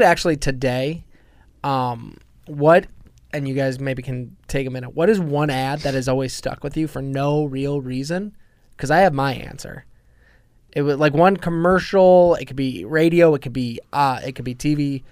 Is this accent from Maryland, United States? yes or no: no; Chicago, Illinois, United States; accent: Chicago; moved away; also born or lived in Washington, D.C.; I had a Chicago accent until I moved to D C